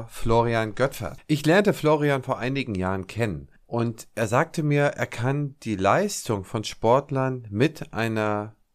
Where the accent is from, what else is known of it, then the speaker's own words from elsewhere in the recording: Erlangen, Bavaria, Germany; born there; es sind die beruflichen Strukturen gerade in meiner Geburtsstadt Erlangen eigentlich sehr vorgegeben.